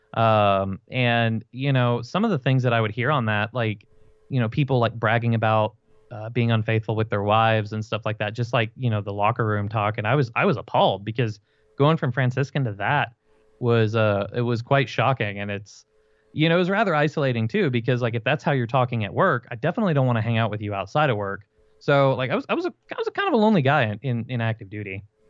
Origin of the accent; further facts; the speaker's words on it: Fort Worth, Texas, United States; they sent me two hours away from where I grew up in Fort Worth, Texas